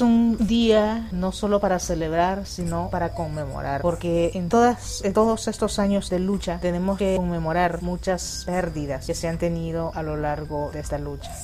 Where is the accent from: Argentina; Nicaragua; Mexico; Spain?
Nicaragua; con esa fortaleza que nos ha caracterizado como, como nicaragüenses, como latinas